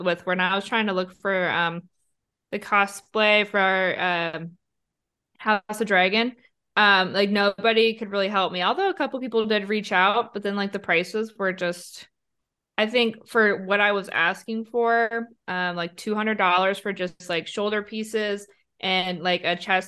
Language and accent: English; Minnesota, United States; I'm from Minnesota and I grew up in a town of 800 people in a huge farming community.